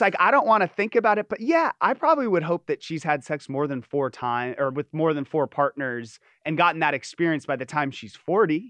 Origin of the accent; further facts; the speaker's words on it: Los Angeles, California, United States; also born or lived in Hermosa Beach; I'm not from Orange County. I'm from L